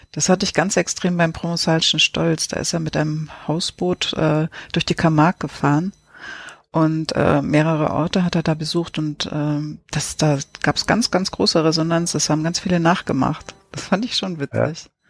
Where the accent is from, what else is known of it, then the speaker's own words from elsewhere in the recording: Lübeck, Schleswig-Holstein, Germany; moved away; als ich in Travemünde noch gelebt habe als Kind